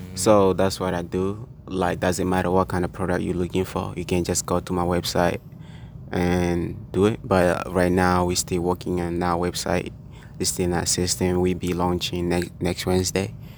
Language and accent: English; Tanzania; first language Swahili; English is a second language; now in United States; I speak Swahili as a first language.